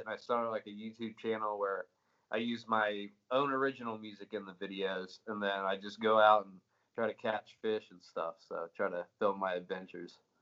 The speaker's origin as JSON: {"language": "English", "town": "Greenville", "region": "South Carolina", "country": "United States", "tie": "born or raised there", "also_born_or_lived": "Florida", "moved": "as an adult", "lives_now": "Nashville, United States", "said": "born and raised in Greenville, South Carolina, for 21 years"}